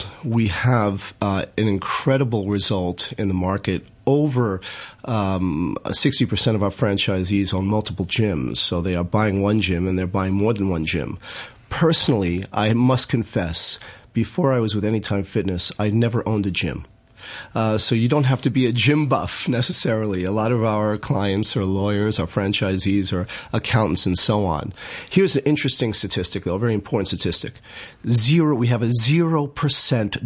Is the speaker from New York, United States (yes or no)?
yes; New York, United States; now in Hong Kong; I'm from New York